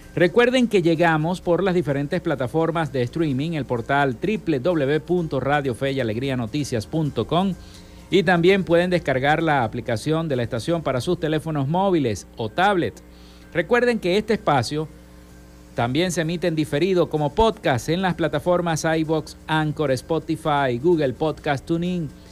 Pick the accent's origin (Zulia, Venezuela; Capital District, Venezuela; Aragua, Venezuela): Zulia, Venezuela; estamos viviendo los zulianos